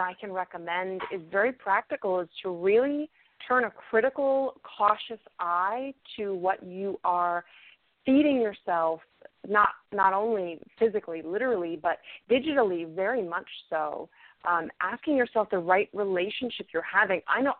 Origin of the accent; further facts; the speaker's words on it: New England, United States; I grew up in New England where hurricanes are just a thing that happen constantly.